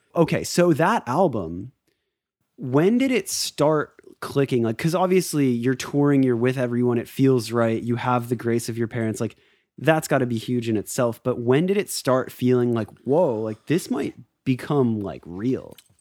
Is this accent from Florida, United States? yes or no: yes; Florida, United States; growing up in Florida, skateboarding, all